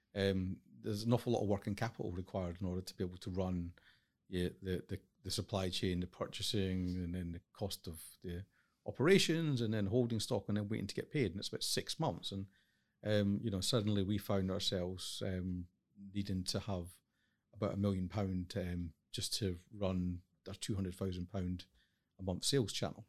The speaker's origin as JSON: {"language": "English", "region": "Highlands of Scotland", "country": "United Kingdom", "tie": "born or raised there", "moved": "as an adult", "said": "I grew up in the Highlands of Scotland"}